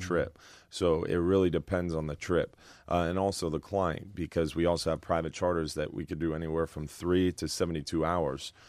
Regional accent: Madeira Beach, Florida, United States; I grew up in Madeira Beach. I've lived on Madeira Beach my whole life

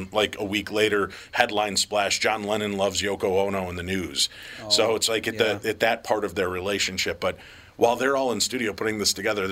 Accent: Chicago, Illinois, United States; moved away; I grew up in Chicago with the Bears

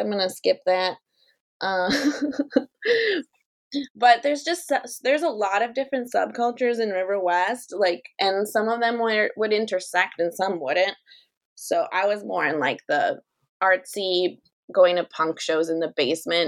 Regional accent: Ukraine; moved away; also born or lived in Milwaukee; my hometown in Ukraine

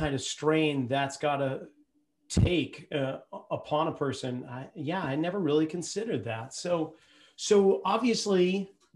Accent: Boston, Massachusetts, United States; I grew up in Boston.

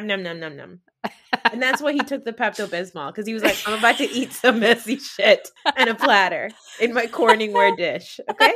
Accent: Pakistan; as Pakistani women

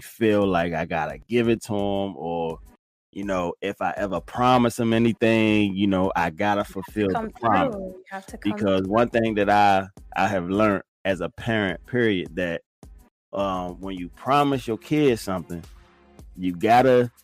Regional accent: Fort Washington, Maryland, United States; also born or lived in Forestville, Maryland; now in Virginia, United States; I live most of my life in Fort Washington, Maryland. For those of you who don't know it, Fort Washington, Maryland. That's where I spent majority of my youth years

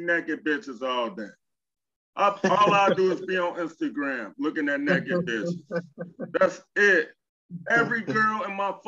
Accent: Chicago, Illinois, United States; also born or lived in San Diego; I'm from Chicago

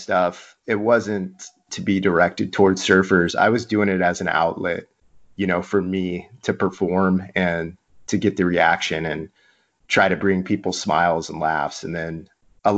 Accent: Mission Viejo, California, United States; I grew up in Mission Viejo, a Missionite, an inland kid.

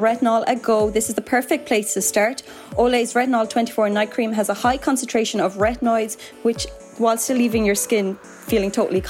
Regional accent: Cork, County Cork, Ireland; Like, from being from Cork, I sometimes feel ashamed that my accent is neutraling down or something. When people say to me, they're like, oh, I wouldn't have said Cork for you now. I'm like, no, it has to be Cork.

